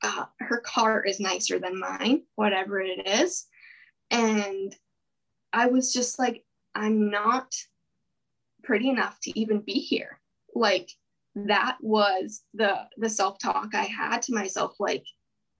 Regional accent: Penticton, British Columbia, Canada; I grew up in Penticton

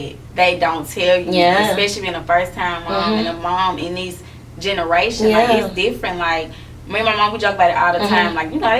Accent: Memphis, Tennessee, United States; Y'all can follow me on Instagram at …. I'm originally born and raised in Memphis, Tennessee. Got some I'm 26 years old.

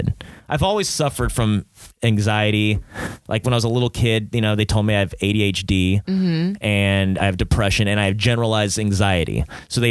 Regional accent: Long Beach, California, United States; I'm from Long Beach

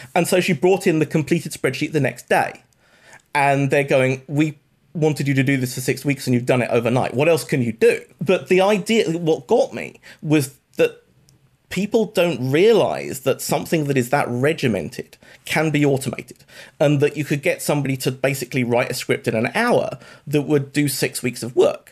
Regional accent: United Kingdom; accent: British; I went to university in the U K. This may be obvious from my accent

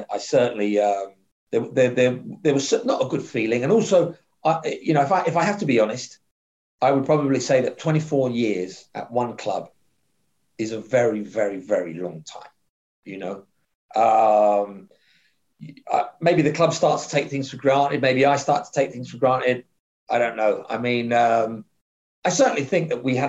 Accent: London, United Kingdom; So I grew up in London on a council estate in Southwest London

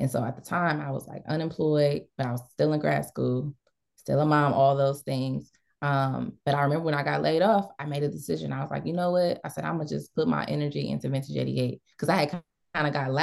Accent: Ohio, United States; moved away as an adult; now in Dallas, United States; I am from Ohio, born and bred. I've been in Dallas

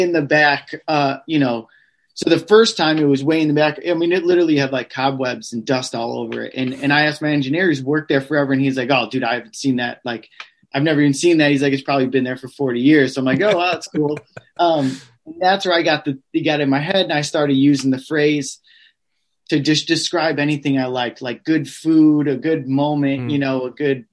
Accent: Midwest, United States; I'm from the Midwest

